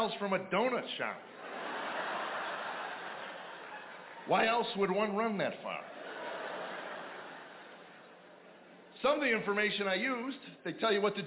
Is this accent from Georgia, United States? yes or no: no; Chicago, Illinois, United States; also born or lived in Arizona; now in Nashville, United States; I grew up in Chicago